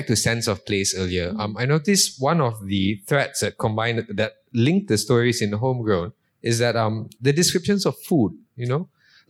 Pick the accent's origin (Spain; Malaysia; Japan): Malaysia; Seremban, Negeri Sembilan; Just to be clear, I'm not from KL. Yeah, I'm from Seremban.